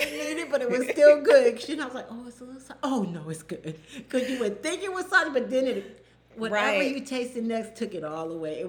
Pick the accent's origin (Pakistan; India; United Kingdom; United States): United States; the South; if you know Southerners, with our black-eyed peas